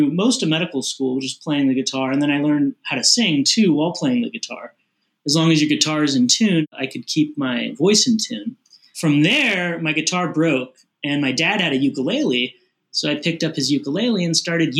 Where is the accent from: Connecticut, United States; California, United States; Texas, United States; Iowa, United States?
California, United States; Long Beach; also born or lived in North Chicago, Illinois / Glendora, California; I grew up in Long Beach, California